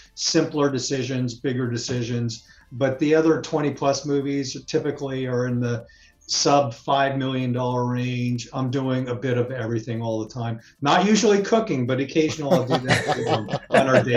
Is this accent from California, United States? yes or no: yes; San Francisco Bay Area, California, United States; this is my hometown